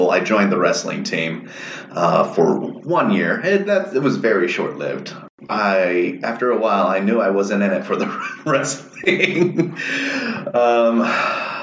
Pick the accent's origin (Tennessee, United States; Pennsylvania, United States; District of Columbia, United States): District of Columbia, United States; Washington; also born or lived in Arlington, Virginia; I come from the Washington, D.C. area. I live just outside in Arlington, Virginia